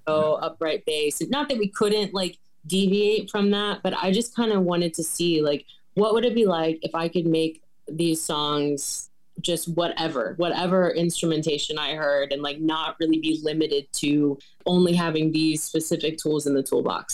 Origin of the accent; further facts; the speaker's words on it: Winchester, Virginia, United States; moved away as an adult; also born or lived in Shenandoah Valley; now in Bradley Beach, United States; I just moved here um in October from Winchester, Virginia, which is like my hometown kind of thing